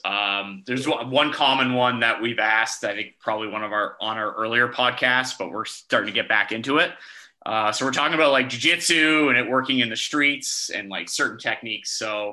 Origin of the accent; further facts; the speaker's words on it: Brampton, Ontario, Canada; I'm from Brampton.